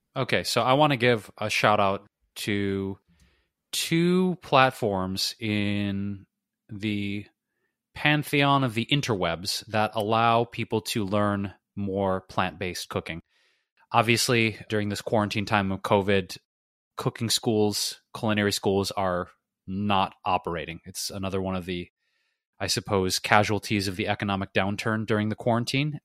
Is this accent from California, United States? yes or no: no; Detroit, Michigan, United States; moved away; I don't know what to say about Detroit other than, uh, props to my hometown.